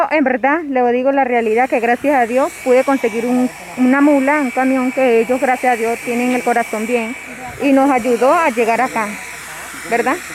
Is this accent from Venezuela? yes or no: yes; Apure, Venezuela; now in Quito, Ecuador; Soy de Venezuela, del estado Apure.